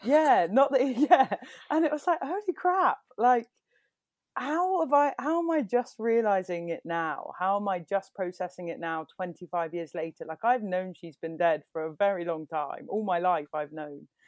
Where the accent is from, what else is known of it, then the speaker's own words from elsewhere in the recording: Bexleyheath, London, United Kingdom; now in Bristol, United Kingdom; I'm from London, but really I'm from Bexley Heath